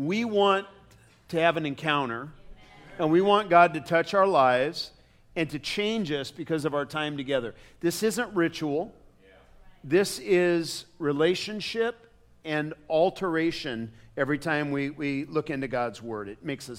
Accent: United States; I love being an American

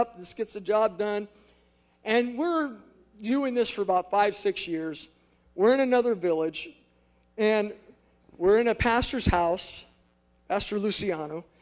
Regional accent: United States; moved away as an adult; now in Angola; I'm fresh off the boat from America

